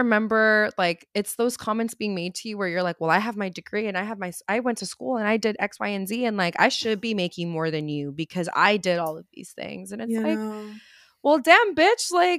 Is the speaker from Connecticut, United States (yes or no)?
no; Los Angeles, California, United States; I'm from South